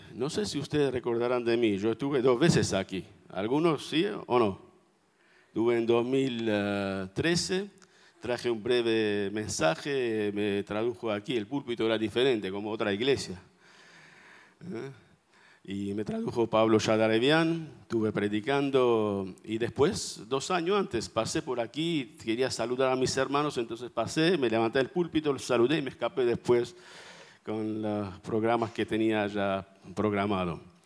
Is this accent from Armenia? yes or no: yes; Armenia; first language Armenian; Spanish is a second language; now in Buenos Aires, Argentina; vengo de Armenia, como un armenio orgulloso